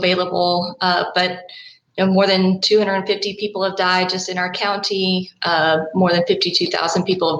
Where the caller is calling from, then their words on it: College Station, Texas, United States; I'm calling from College Station, Texas